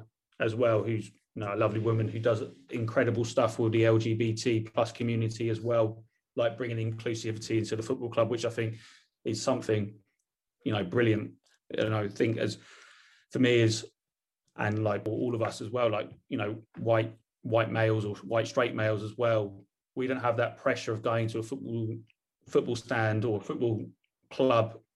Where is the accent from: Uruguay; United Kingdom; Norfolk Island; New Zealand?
United Kingdom; Portsmouth, South East England; I grew up in Portsmouth, and my dad and I, we went up to Nottingham every other weekend from Pompey